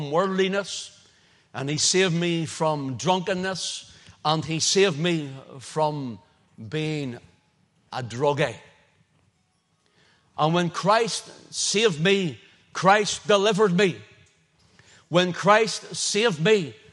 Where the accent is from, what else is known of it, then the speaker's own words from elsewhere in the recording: Northern Ireland, United Kingdom; I said, Northern Ireland.